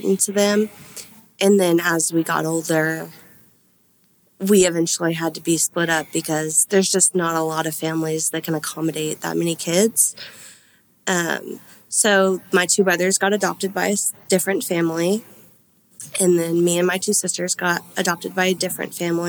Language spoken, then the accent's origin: English; Lewisville, Texas, United States; I was born in Louisville, Denton County